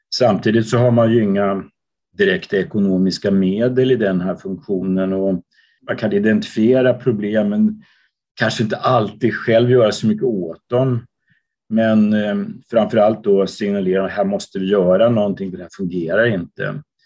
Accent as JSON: {"language": "Swedish", "town": "Uppsala", "region": "Uppsala County", "country": "Sweden", "tie": "born or raised there", "also_born_or_lived": "London, United Kingdom / Copenhagen, Denmark", "moved": "as an adult", "lives_now": "Gothenburg, Sweden", "said": "Jag är född och uppvuxen i Uppsala"}